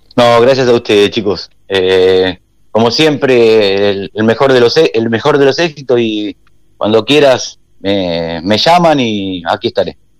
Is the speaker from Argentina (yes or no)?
yes; Argentina; also born or lived in Peru; somos argentinos